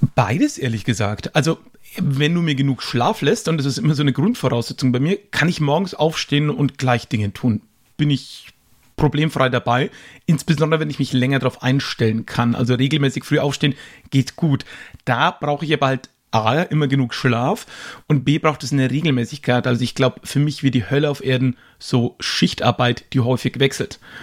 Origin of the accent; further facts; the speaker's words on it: Höchstadt an der Aisch, Bavaria, Germany; Bäcker, wo ich herkomme